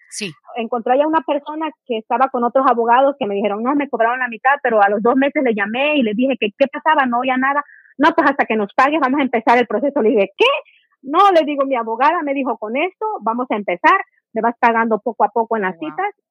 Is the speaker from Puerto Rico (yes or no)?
no; Ecuador; Soy de Ecuador y quisiera saber en qué fecha van las peticiones de ciudadanos